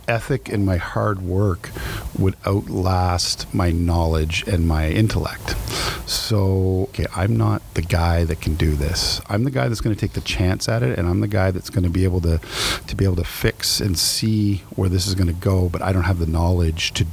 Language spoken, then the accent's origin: English; New Brunswick, Canada; moved away; I'm from New Brunswick